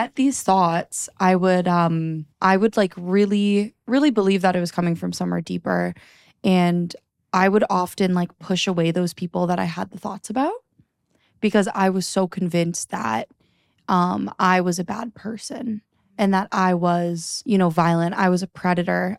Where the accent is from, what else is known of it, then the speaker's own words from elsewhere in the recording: Niagara, Ontario, Canada; also born or lived in Toronto; I moved to Toronto right after high school. I was, 'cause I grew up in Niagara